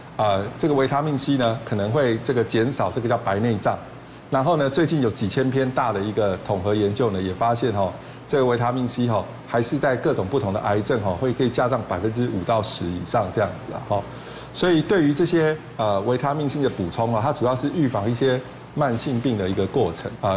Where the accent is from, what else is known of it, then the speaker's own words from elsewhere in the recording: Taiwan; 草酸钙就是我们台湾人结石第一名最多的一种啊